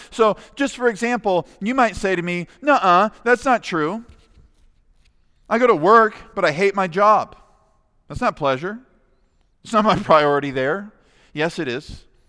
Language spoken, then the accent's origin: English; United States; As American Christians